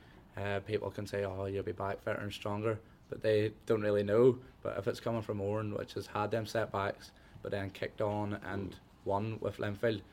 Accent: Ballymoney, Northern Ireland, United Kingdom; I'm from Ballymoney, but it was my hometown Irish League team.

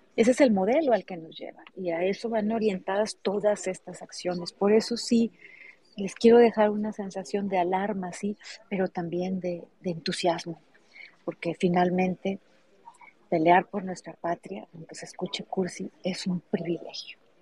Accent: Hermosillo, Sonora, Mexico; Yo nací en Hermosillo, pero mi papá nació en Ures

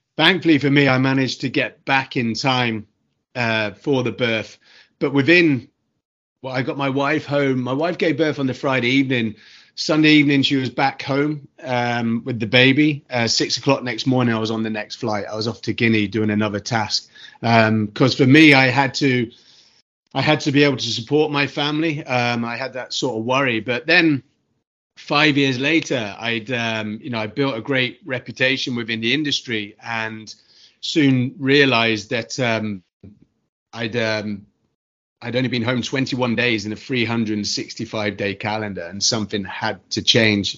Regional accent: United Kingdom; moved away; from my accent, I'm from the UK originally

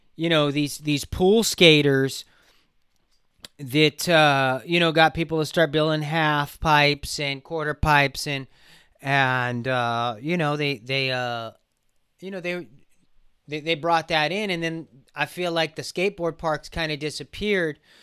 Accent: Burbank, California, United States; we grew up in Burbank

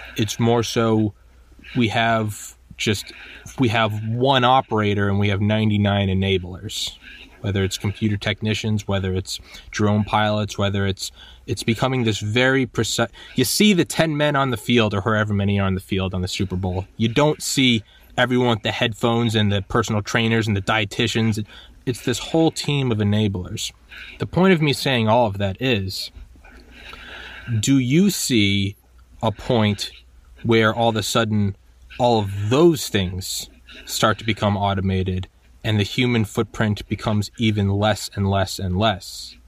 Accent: United States; as an American.

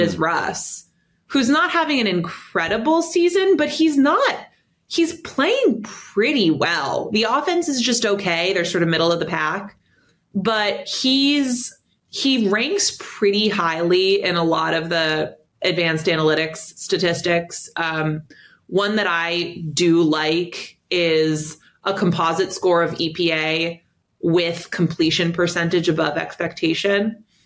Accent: New York, United States; I, as a New Yorker

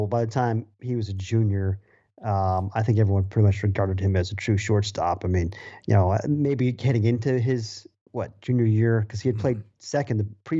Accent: Massachusetts, United States; I remember, you know, I grew up in Massachusetts

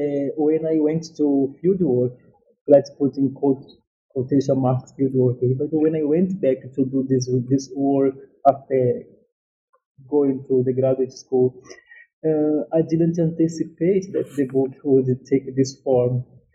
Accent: Northeast Brazil, Brazil; English is a second language; also born or lived in São Paulo; This book came out from my own experience coming to age in a favela in São Paulo. I am from Northeast Brazil, just to situate the listeners.

